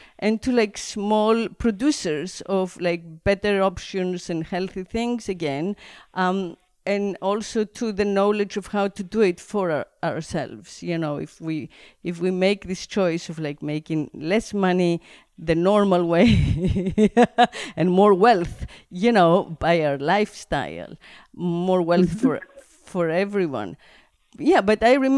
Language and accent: English; Greece; where I grew up in Greece, there was always the garden